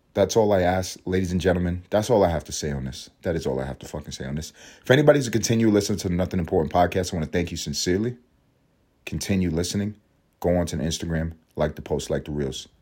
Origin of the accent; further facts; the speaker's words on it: United States; I'm an American